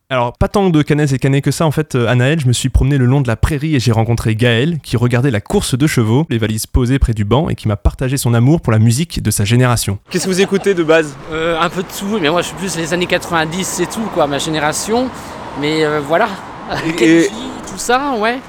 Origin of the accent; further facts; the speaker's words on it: Nantes, Pays de la Loire, France; je suis nantais, là je suis de passage à Caen